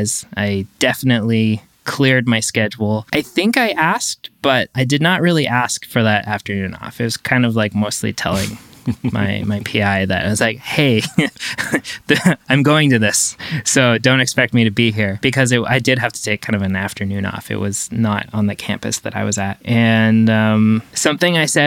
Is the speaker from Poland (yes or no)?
no; Canada; moved away as an adult; now in Los Angeles, United States; I'm French Canadian, so there was a huge asset, you know, to me was just being able to speak French